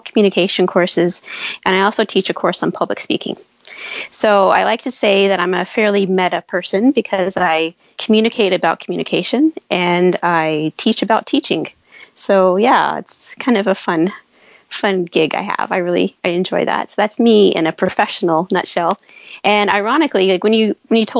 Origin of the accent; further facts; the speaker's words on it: United States; now in Saskatchewan, Canada; I'm American and I live in Saskatchewan